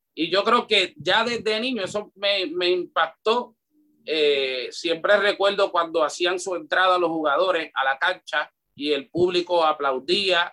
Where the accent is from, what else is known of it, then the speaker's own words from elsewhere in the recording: Carolina, Puerto Rico; also born or lived in Río Piedras / Loíza; yo nací el, el 3 de noviembre del 1980 en Carolina, Puerto Rico, me crié entre Río Piedra, Carolina, Loíza.